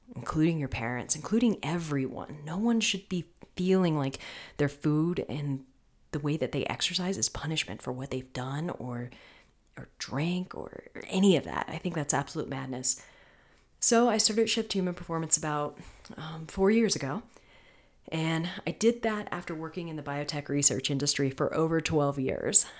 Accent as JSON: {"language": "English", "region": "Florida", "country": "United States", "said": "I'm from Florida."}